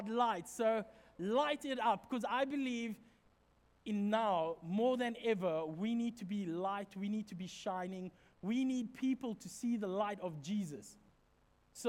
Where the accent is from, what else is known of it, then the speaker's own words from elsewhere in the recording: Secunda, Mpumalanga, South Africa; moved away; Where we come from, back in my hometown, in the street behind us, there used to be this house